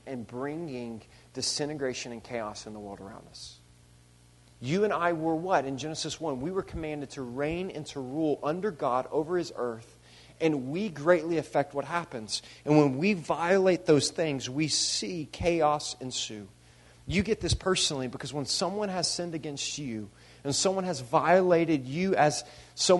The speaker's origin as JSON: {"language": "English", "country": "United States", "tie": "born or raised there", "said": "a European individualistic culture that I grew up in here in America"}